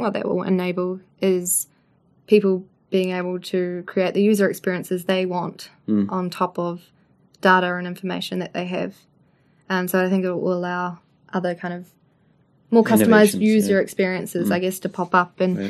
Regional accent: Levin, Manawatū-Whanganui, New Zealand; born or raised there

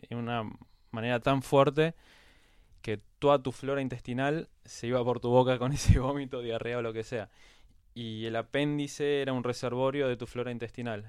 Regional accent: Quilmes, Buenos Aires Province, Argentina; now in Buenos Aires, Argentina; casi toda mi infancia y mi adolescencia la hice en Quilmes. Ahora vivo en Capital, ahora cuatro o cinco años pero pasé toda mi vida en Quilmes

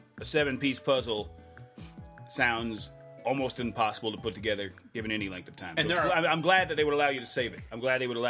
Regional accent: Tennessee, United States; We're both from the same state. He's from Georgia. I'm from Tennessee.

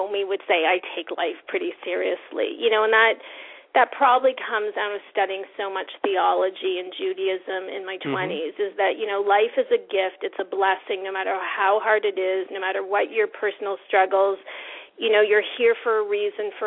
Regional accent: New Brunswick, Canada; moved away as an adult; also born or lived in Israel; now in New York, United States; I'm from New Brunswick. I'm from the East Coast

